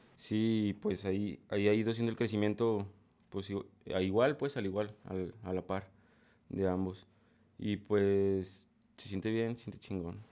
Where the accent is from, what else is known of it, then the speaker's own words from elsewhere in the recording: State of Mexico, Mexico; also born or lived in Cajititlán, Jalisco; now in Guadalajara, Mexico; yo soy de, de México, soy del Estado de México